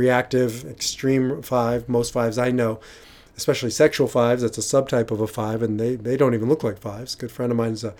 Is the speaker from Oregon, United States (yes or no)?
no; Omaha, Nebraska, United States; moved away; I come from Omaha